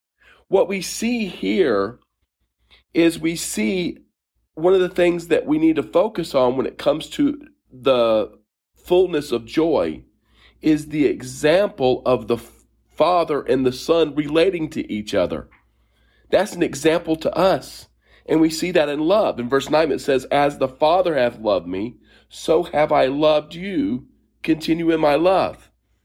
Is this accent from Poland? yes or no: no; Steeple Aston, South East England, United Kingdom; I grew up in and around Oxfordshire in a little town called Steeple-Aston, little village, I should say, not far from a military base.